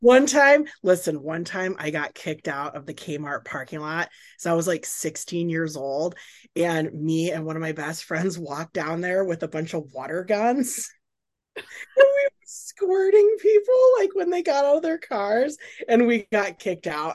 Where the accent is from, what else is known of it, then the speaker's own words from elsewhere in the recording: Carson City, Reno, Northern Nevada, United States; also born or lived in Minnesota / Portland, Oregon / Houston, Texas; I grew up in Carson City, Reno, Lake Tahoe area